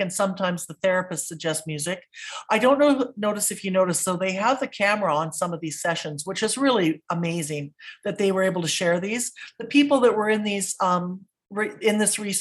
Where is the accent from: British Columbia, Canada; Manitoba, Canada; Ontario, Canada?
British Columbia, Canada; West Coast; I grew up on the West Coast